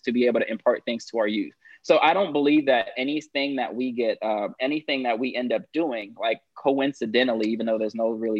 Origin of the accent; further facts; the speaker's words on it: Los Angeles, California, United States; I grew up in South